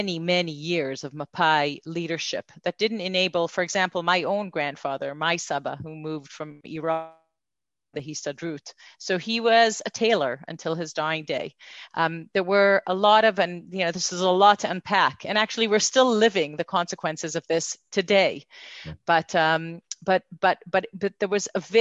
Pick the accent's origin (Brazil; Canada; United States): Canada; Montreal, Quebec; accent: slight Canadian accent; also born or lived in Jerusalem, Israel; now in Israel; I grew up in Montreal